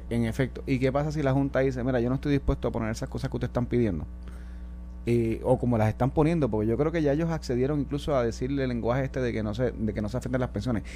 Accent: Puerto Rico; Nosotros como jurisdicción, como puertorriqueños

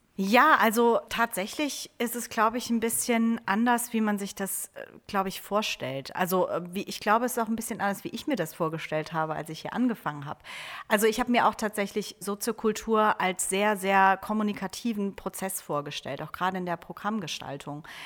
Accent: Trier, Rhineland-Palatinate, Germany; moved away as an adult; now in Oldenburg, Germany; ich komme eigentlich ursprünglich aus Trier

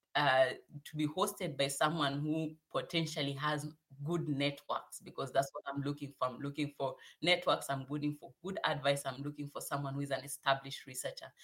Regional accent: Kenya; moved away as an adult; also born or lived in South Africa; now in Hannover, Germany; I come from Kenya

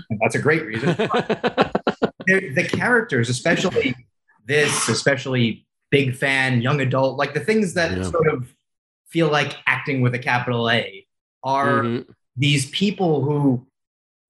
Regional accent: New York, United States; I grew up in New York

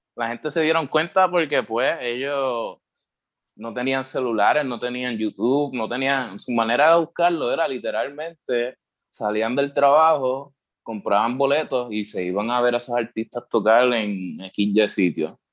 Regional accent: Puerto Rico; also born or lived in United States; yo me crié aquí en, en Puerto Rico. este, nací en Estados Unidos, pero me crié aquí

